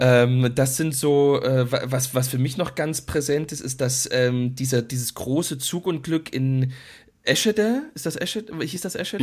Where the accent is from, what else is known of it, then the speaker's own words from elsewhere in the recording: Großschirma, Saxony, Germany; bei uns in Großschirmer gibt es eben einen Ortsteil Rotenfurt